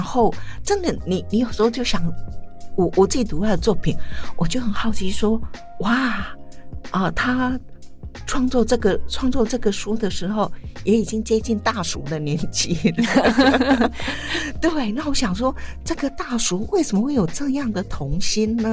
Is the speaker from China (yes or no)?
no; Taiwan; 我是在乡下长大